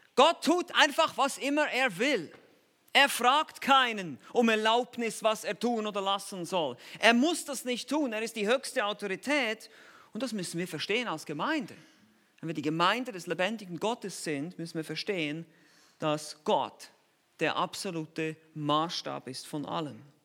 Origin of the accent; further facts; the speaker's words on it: Switzerland; Ich bin halt Schweizer.